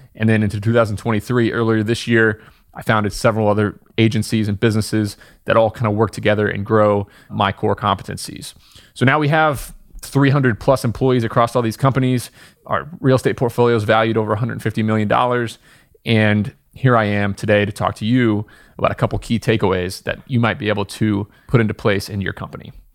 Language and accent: English; Southern Indiana, United States; moved away as an adult; also born or lived in upstate New York; I was born in Southern Indiana, went to school in upstate New York